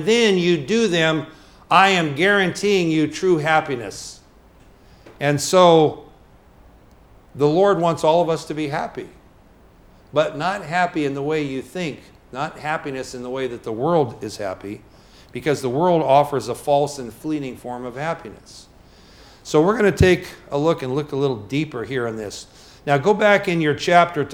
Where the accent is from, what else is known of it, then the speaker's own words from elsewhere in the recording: United States; as American citizens